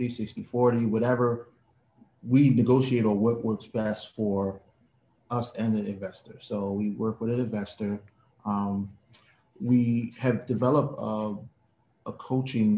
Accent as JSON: {"language": "English", "town": "Baltimore", "region": "Maryland", "country": "United States", "tie": "born or raised there", "said": "We're both from Baltimore, you know, born and raised in Baltimore."}